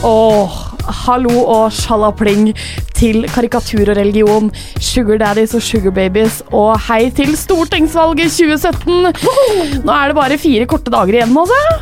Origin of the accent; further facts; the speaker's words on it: Drøbak, Akershus, Norway; moved away; så var jeg hjemme i Drøbak eh, med pappa